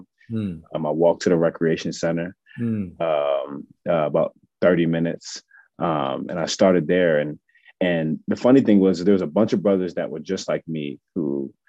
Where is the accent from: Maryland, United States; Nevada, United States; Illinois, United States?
Maryland, United States; I'm from Maryland, from the DMV